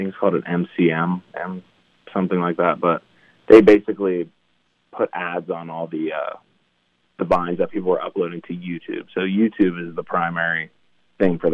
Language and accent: English; Pittsburgh, Pennsylvania, United States; also born or lived in Hawaii; we moved up to Pittsburgh. That's where our family's from